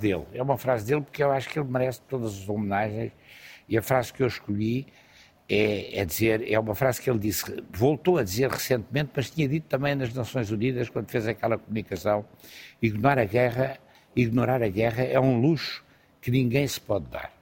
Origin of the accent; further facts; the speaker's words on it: Lisbon, Portugal; Eu sou lisboeta apaixonado